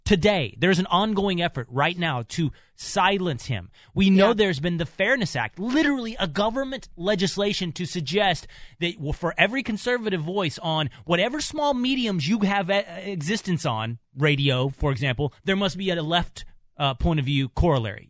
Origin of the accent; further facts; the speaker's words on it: Texas, United States; moved away as an adult; growing up in Texas, like it's not a huge uh, Polish population